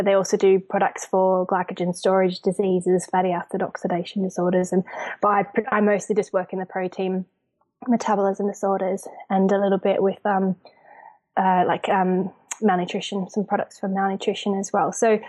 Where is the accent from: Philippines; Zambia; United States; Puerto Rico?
Zambia; also born or lived in Australia; now in United Kingdom; I'm obviously Australian, but I grew up in Zambia and then I live in the UK.